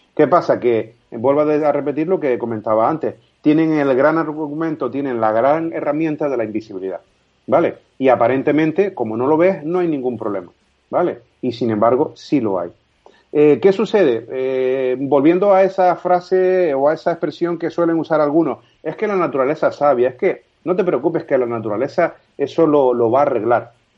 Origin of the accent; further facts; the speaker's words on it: Canary Islands, Spain; Yo soy un ciudadano, un canario más